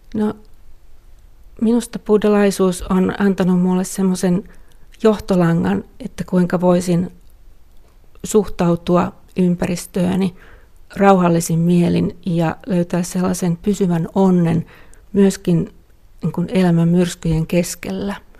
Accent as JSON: {"language": "Finnish", "country": "Finland", "first_language": "Finnish", "moved": "yes", "said": "mielelläni asun täällä kotimaassani, puhun omaa kieltäni"}